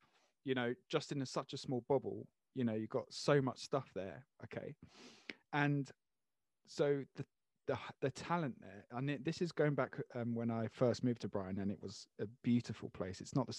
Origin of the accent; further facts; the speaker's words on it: Jersey; I'm so south because I'm from Jersey, so everything above.